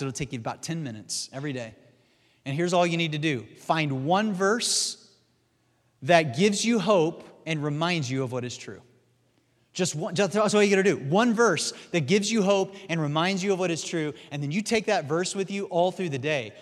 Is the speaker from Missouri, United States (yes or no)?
yes; Missouri, United States; my home state is, uh, Missouri, which is the show me state